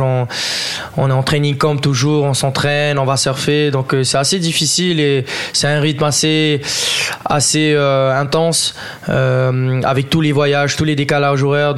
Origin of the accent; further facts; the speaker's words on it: French Polynesia; Je suis originaire de Tahiti, je suis demi-tahitien, demi-français.